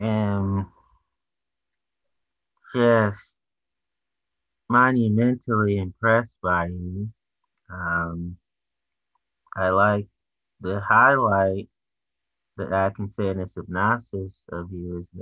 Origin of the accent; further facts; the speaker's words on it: Washington, District of Columbia, United States; But I'm from Washington, D.C.